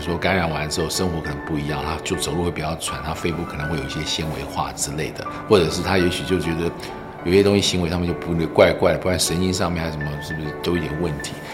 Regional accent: Taiwan; 我们台湾人

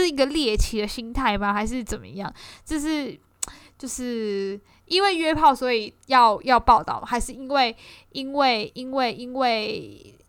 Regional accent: Kaohsiung, Taiwan; 身为一个高雄人

